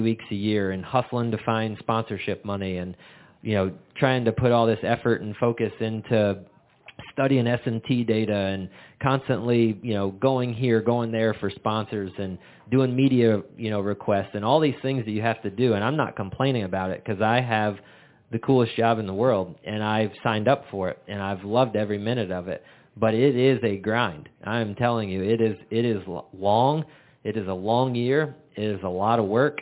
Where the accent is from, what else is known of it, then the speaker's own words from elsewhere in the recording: Florida, United States; growing up in Florida and that little Hispanic community